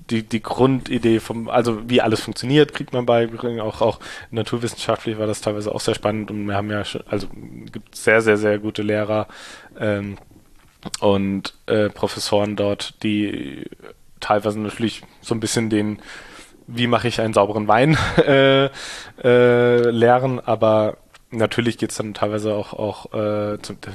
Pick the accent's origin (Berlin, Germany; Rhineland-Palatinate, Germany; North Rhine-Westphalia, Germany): Rhineland-Palatinate, Germany; Ingelheim; wir sind halt auch hier im Betrieb aufgewachsen